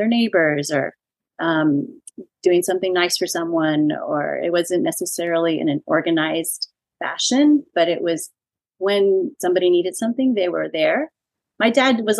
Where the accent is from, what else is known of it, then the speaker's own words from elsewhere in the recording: San Antonio, Texas, United States; also born or lived in California / Dallas-Fort Worth, Texas; I am a native Texan. I grew up in San Antonio, went to college in California, and then my husband and I, fiance at the time, came back to Texas